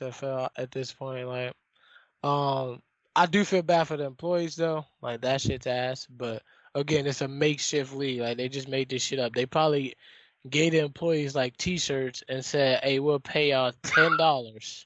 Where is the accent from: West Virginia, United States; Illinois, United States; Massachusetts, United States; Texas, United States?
Illinois, United States; Chicago; born or raised there